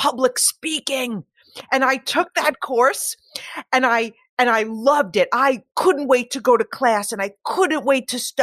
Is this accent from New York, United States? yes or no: yes; Long Island, New York, United States; I was born on Long Island